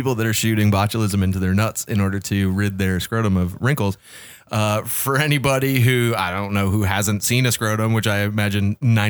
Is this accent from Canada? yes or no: yes; Canada; I am from Canada.